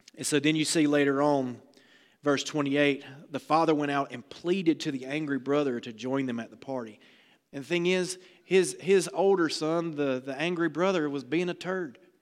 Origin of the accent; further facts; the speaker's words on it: the South, United States; I'm from the South